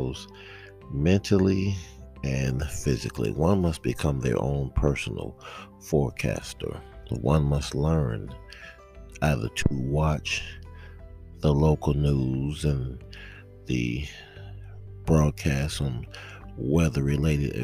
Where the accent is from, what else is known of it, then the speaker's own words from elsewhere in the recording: South Georgia, United States; I am a native Georgian, born and raised in South Georgia